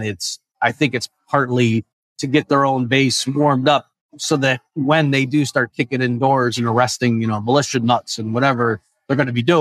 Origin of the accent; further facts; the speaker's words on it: upstate New York, United States; moved away; also born or lived in Texas; I was in upstate New York